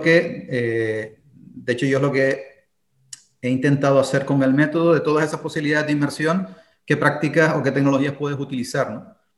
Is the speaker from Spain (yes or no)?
yes; Spain; also born or lived in Berlin, Germany